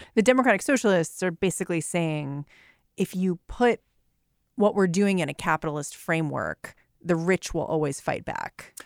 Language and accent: English; United States; as an American, okay? Like, I was raised in this country